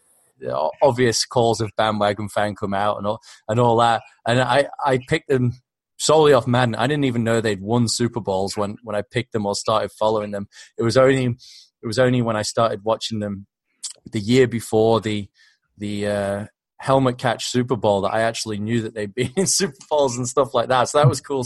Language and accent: English; Australia; accent: Aussie; also born or lived in Southport, United Kingdom; born in Southport. I was living in the UK till I was 10. My family decided to move to Australia.